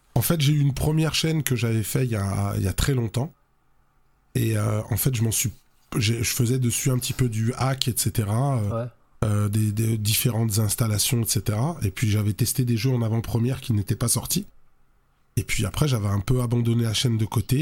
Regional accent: Lyon, Auvergne-Rhône-Alpes, France; chez nous à, Lyon, hein, parce que je suis originaire de Lyon.

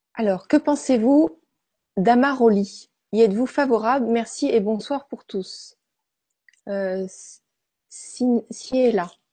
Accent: Brittany, France; chez nous en Bretagne

